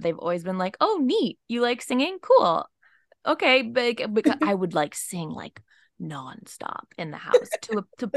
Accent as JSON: {"language": "English", "town": "San Francisco", "region": "California", "country": "United States", "tie": "born or raised there", "moved": "as an adult", "lives_now": "Los Angeles, United States", "said": "I grew up in like in the city of San Francisco"}